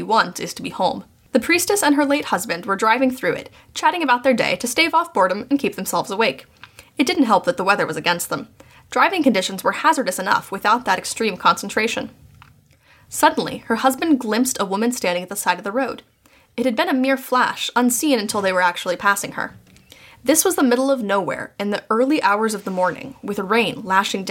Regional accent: United States; accent: American; my American accent

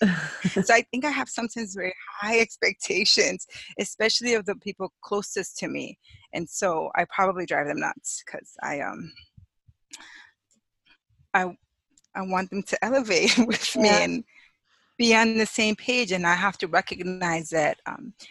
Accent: Chicago, Illinois, United States; moved away as an adult; now in Hawaii, United States; I'm originally from Chicago

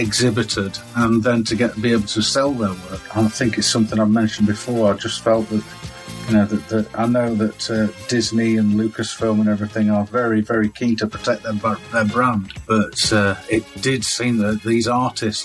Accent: United Kingdom; But we are British

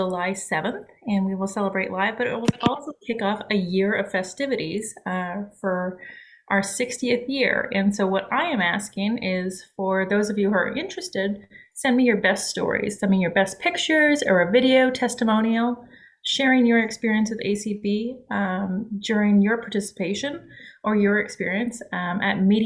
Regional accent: Ottawa, Ontario, Canada; moved away as an adult; also born or lived in London, Ontario / Alabama; now in Savannah, United States; Born and raised in Canada my whole life in the capital city, Ottawa

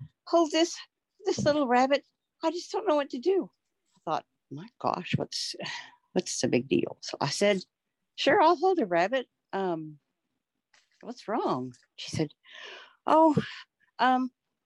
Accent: Texas, United States; now in Oklahoma, United States; I'm from Texas, but I live in Oklahoma right now

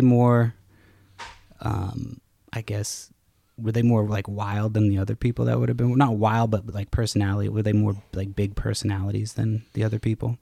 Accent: Massachusetts, United States; me growing up in Massachusetts

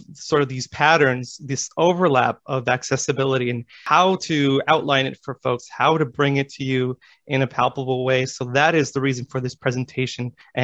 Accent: Los Angeles, California, United States; I am from Los Angeles, California

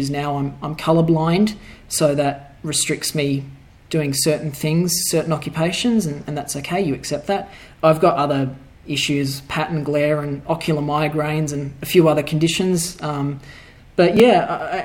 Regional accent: Perth, Western Australia, Australia; I was born and raised in Perth, Western Australia

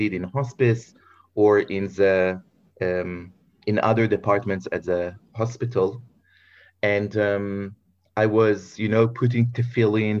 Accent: Bnei Brak, Tel Aviv District, Israel; I grew up in Bnei Brak

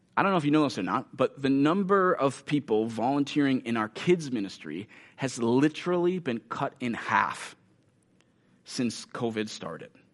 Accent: United States; many of us as American Christians

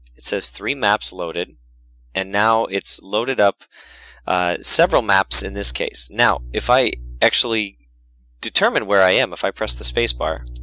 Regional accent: Wisconsin, United States; my home state of Wisconsin

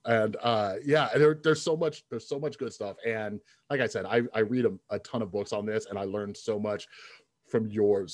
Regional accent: Las Vegas, Nevada, United States; I'm from Vegas

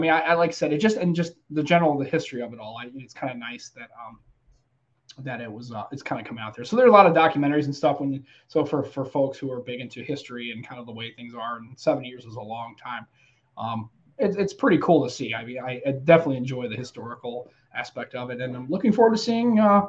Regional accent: United States; as an American

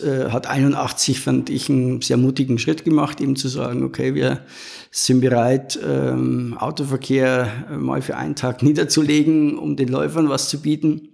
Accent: Regensburg, Bavaria, Germany; Ich bin ja Regensburger

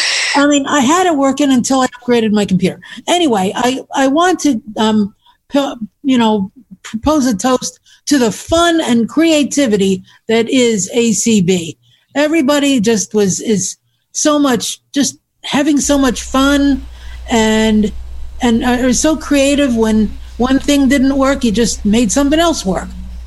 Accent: St. Louis, Missouri, United States; also born or lived in Pennsylvania / New Jersey; I'm from St. Louis, Missouri. But I've also lived in Pennsylvania and New Jersey.

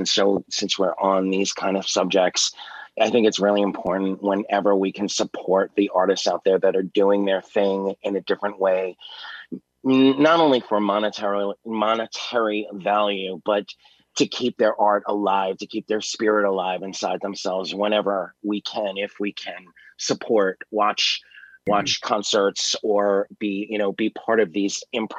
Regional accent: New York, United States; moved away; I'm from New York originally.

